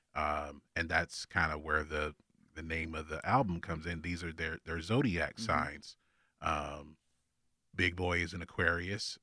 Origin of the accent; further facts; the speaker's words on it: Augusta, Georgia, United States; I'm from Augusta